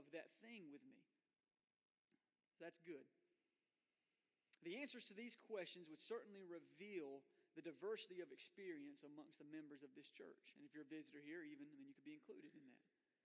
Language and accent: English; Florida, United States; I was born in Florida